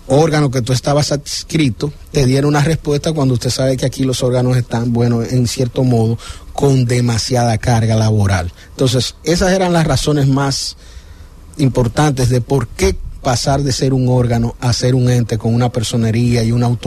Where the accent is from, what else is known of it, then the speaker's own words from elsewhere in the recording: Santo Domingo, Distrito Nacional, Dominican Republic; Yo soy de Santo Domingo